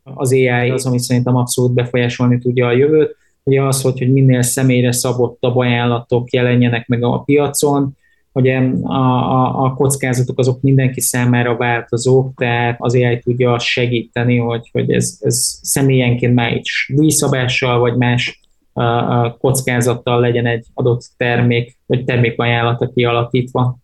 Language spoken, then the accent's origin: Hungarian; Hungary